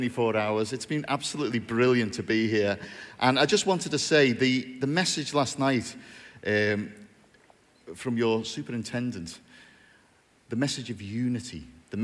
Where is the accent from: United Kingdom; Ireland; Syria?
United Kingdom; Bootle, North West England; I'm from a place called Bootle in North Liverpool. Yes. Where there is a very strong Pentecostal presence, you'll be glad to hear. I was born in Bootle, raised there, went to school there occasionally